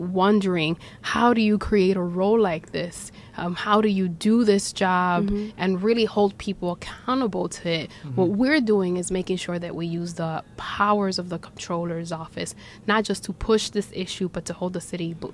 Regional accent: New York City, New York, United States; I'm Dominicana, I was born and raised in Washington Heights

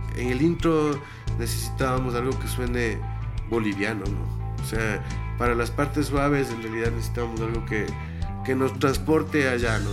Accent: Ibarra, Imbabura, Ecuador; Nosotros dos nos criamos en Ibarra, mi hermano, el baterista y yo, somos hermanos primero

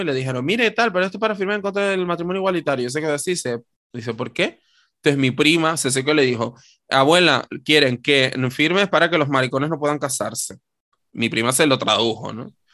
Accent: Canary Islands, Spain; nosotras hemos ocupado el espacio público como maricones canarios

